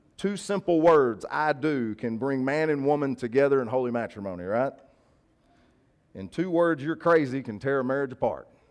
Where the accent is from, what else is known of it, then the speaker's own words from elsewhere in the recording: the South, United States; we're from the South